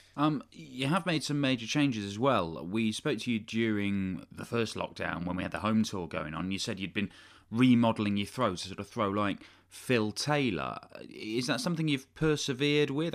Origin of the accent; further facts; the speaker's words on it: United Kingdom; as a British person